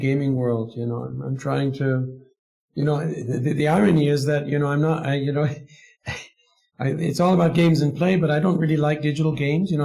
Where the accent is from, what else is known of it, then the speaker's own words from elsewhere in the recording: United States; now in Germany; I'm also American, living in Germany